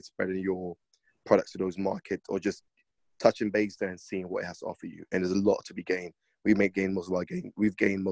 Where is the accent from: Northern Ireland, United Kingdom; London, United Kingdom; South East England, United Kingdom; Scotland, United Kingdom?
London, United Kingdom; I grew up in London